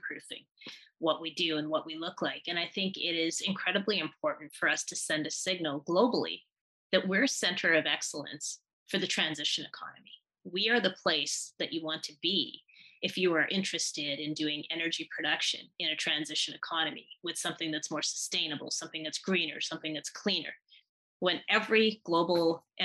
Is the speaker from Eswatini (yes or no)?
no; Manitoba, Canada; moved away as an adult; also born or lived in Wainwright, Alberta; now in Calgary, Canada; I'm originally from Manitoba, and I came to Calgary by way of Wainwright, Alberta.